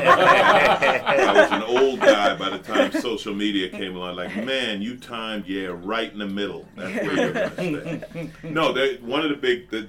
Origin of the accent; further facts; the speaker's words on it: New York, United States; now in Los Angeles, United States; I grew up in New York